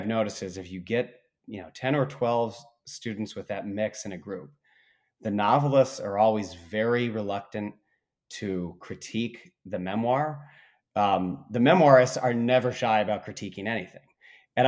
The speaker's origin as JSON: {"language": "English", "town": "Bloomington", "region": "Indiana", "country": "United States", "tie": "born or raised there", "said": "in Indiana, we have Lake Monroe near my hometown of Bloomington"}